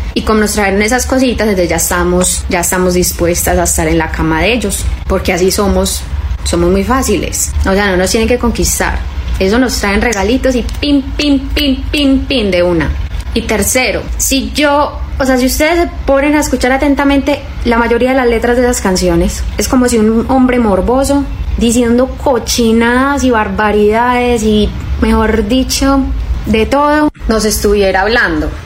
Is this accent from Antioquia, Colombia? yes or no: yes; Antioquia, Colombia; soy colombiana, soy paisa